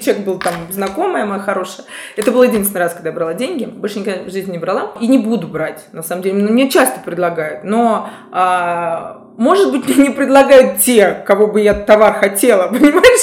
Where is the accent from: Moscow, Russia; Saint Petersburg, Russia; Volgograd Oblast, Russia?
Moscow, Russia; Я москвичка